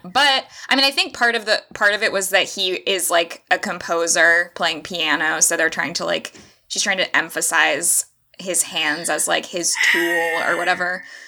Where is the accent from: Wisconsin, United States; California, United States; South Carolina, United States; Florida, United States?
Florida, United States; I'm from Florida